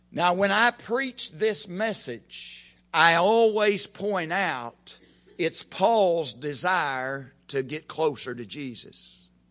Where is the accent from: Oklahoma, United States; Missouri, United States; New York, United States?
Oklahoma, United States; I'm from Oklahoma